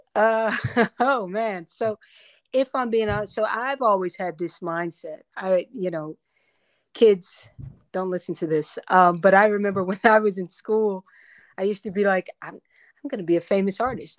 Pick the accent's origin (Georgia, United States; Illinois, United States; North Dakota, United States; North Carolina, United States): North Carolina, United States; also born or lived in Paterson, New Jersey; I was born in, uh, New, Paterson, New Jersey, uh, and then I was raised in North Carolina